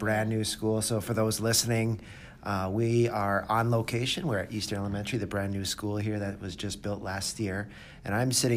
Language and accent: English; Canada; moved away; I grew up in Canada